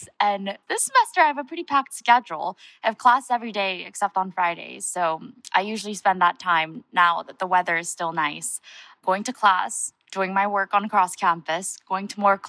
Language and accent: English; Honolulu, Hawaii, United States; moved away as an adult; also born or lived in Seoul, South Korea; now in New Haven, United States; I was born in Seoul, South Korea, but I immigrated with my family, my mother, my father, my two younger sisters, to Honolulu when I was 9. I spent about 10 years in Hawaii